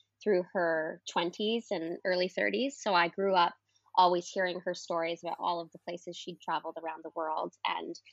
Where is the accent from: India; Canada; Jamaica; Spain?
Canada; Canning, Nova Scotia; moved away as an adult; also born or lived in Brampton, Ontario / Halifax, Nova Scotia; now in London, United Kingdom; I spent most of my childhood growing up in a bed and breakfast